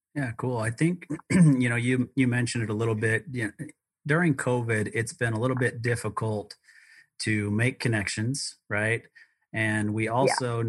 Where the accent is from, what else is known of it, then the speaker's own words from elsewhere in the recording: Utah, United States; also born or lived in Colorado; we we moved back to the state of Utah where I grew up most of my life